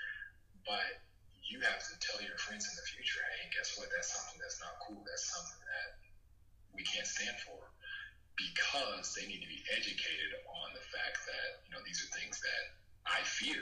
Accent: Los Angeles, California, United States; I grew up here in South Central

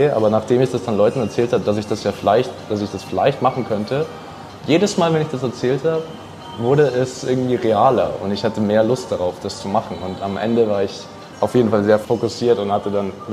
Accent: Iran; Äh, als Iraner, wenn du da in irgendein Land bist, hast du dann Riesenprobleme.

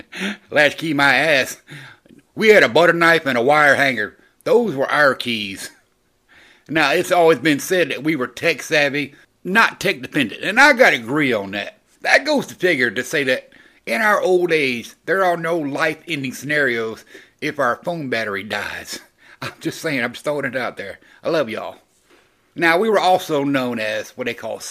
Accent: the South, United States; I grew up in the South, so I was a Gen Xer from the South

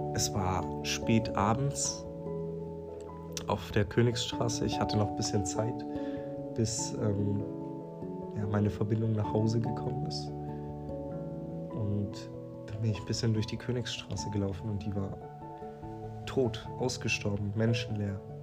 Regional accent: near Stuttgart, Baden-Württemberg, Germany; ich komme aus der Nähe von Stuttgart

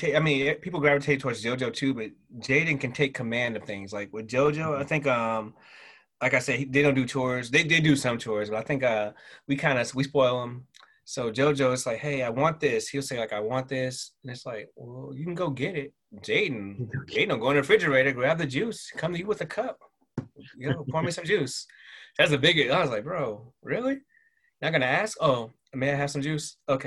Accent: the South, United States; accent: Southern; Like when I go home, my Southern accent comes out. And it's not even, I don't even do it on purpose.

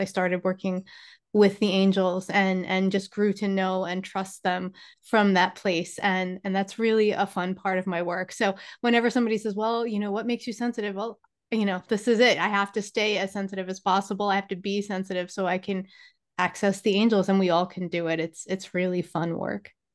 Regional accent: New York, United States; I am from New York

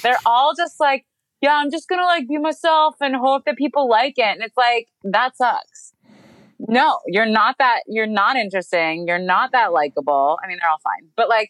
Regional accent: United States; But no, Americans want fucking big trucks running things over, okay? That's what we want here.

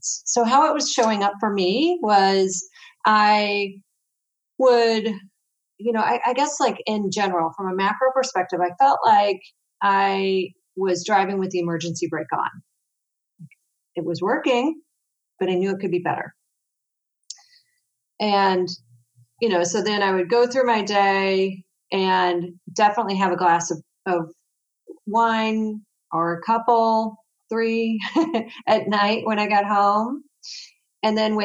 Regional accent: St. Louis, Missouri, United States; I'm from St. Louis, Missouri, so I'm right in the middle of the U.S.

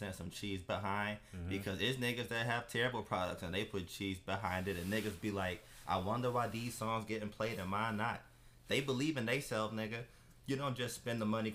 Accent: Southfield, Michigan, United States; the first from my city to say that I'm from Southfield

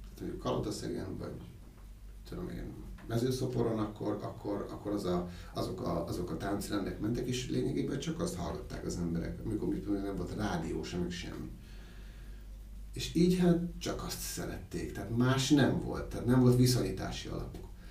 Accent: Miskolc, Borsod-Abaúj-Zemplén, Hungary; én Miskolci születésű vagyok, és ö, ott gyerekeskedtem

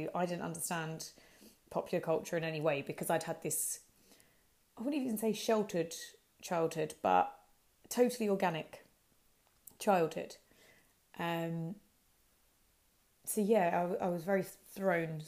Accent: Hertford, East of England, United Kingdom; also born or lived in Harrow; my hometown was in Hartford

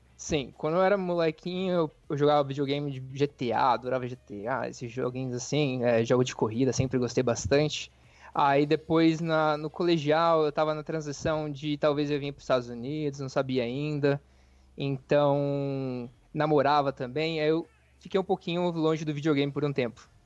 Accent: interior of São Paulo, Brazil; moved away as an adult; now in United States; eu sou do interior de São Paulo

